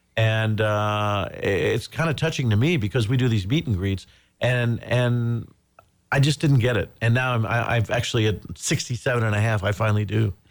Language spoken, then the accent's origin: English; Indiana, United States; moved away as an adult; growing up in Indiana